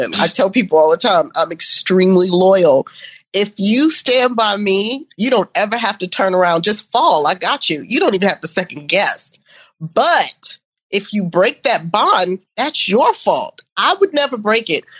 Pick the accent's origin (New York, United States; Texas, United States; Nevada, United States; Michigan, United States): New York, United States; New York City; moved away; I'm from Brooklyn. I'm from Brooklyn, New York